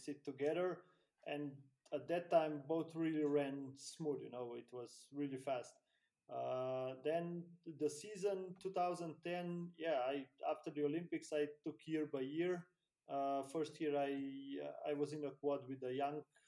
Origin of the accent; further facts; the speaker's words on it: Slovenia; in my hometown, in my country